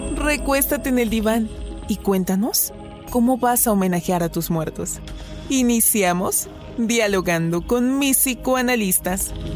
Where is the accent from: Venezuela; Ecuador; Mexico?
Mexico; tenemos como mexicanos